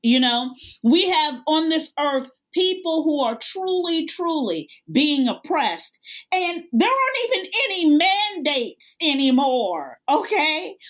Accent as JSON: {"language": "English", "country": "United States", "said": "as an American"}